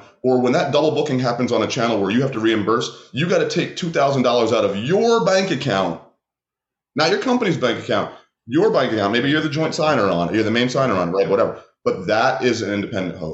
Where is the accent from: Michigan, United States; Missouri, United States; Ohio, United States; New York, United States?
New York, United States; I'm from New York